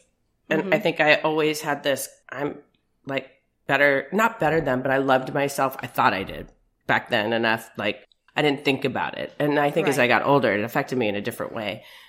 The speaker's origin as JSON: {"language": "English", "town": "Beverly Hills", "region": "California", "country": "United States", "tie": "born or raised there", "said": "So it was crazy. I mean, we had cooks, we had nannies. I had a nanny. My brother was 6 years older than me."}